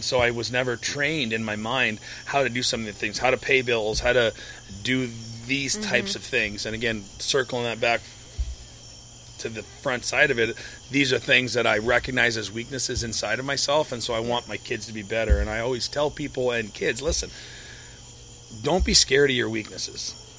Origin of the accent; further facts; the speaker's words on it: St. Louis, Missouri, United States; for those in St. Louis, or not typically outside of the St. Louis area in my hometown